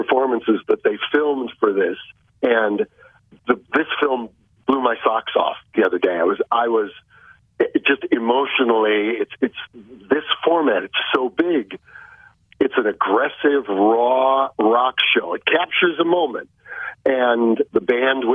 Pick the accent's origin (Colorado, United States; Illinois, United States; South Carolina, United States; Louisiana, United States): Illinois, United States; Chicago; I'm a city kid. I grew up in Chicago